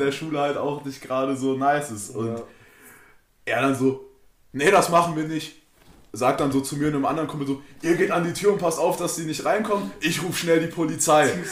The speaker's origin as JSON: {"language": "German", "town": "Frankenberg", "country": "Germany", "said": "bei uns in Frankenberg"}